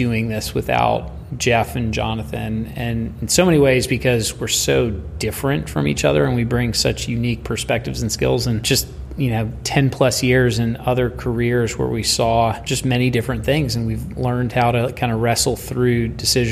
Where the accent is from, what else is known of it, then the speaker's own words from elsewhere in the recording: Japan; moved away; I grew up in Japan